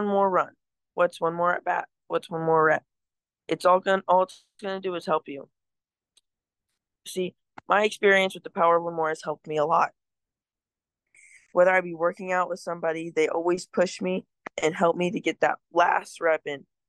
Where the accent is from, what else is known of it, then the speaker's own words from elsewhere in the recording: Northeast Missouri, United States; I'm from Northeast Missouri